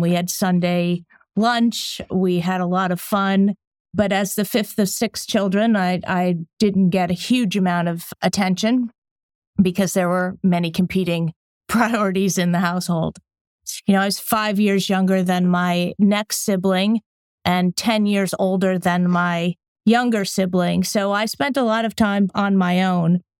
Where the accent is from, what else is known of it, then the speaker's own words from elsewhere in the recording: just outside of New Haven, Connecticut, United States; moved away as an adult; also born or lived in London; I grew up in Connecticut, just outside of New Haven, to an Italian American family.